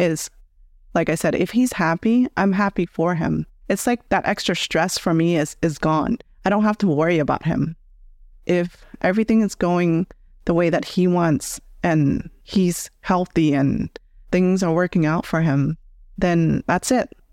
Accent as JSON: {"language": "English", "country": "United States", "tie": "born or raised there", "said": "I grew up here in the States"}